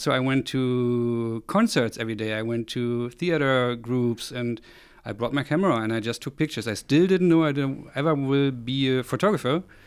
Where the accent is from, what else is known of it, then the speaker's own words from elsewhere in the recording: Rostock, Mecklenburg-Vorpommern, Germany; moved away; also born or lived in Berlin; I grew up, uh, in East Germany at the Baltic Coast in the north